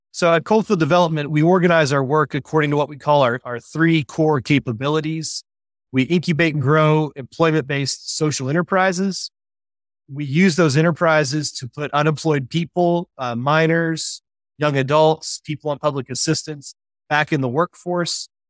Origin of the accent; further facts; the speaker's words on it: West Virginia, United States; moved away as an adult; also born or lived in Indiana; I was born and raised in West Virginia